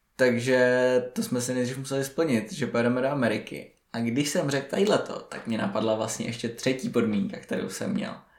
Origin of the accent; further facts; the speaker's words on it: Prague, Czechia; jsme z Prahy